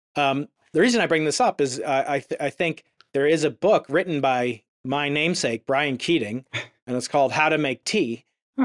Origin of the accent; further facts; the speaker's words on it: United States; I'm an American.